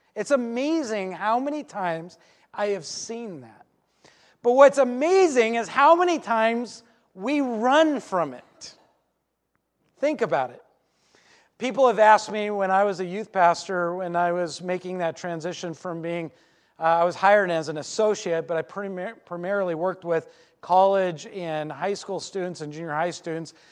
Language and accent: English; Alaska, United States; I grew up in Alaska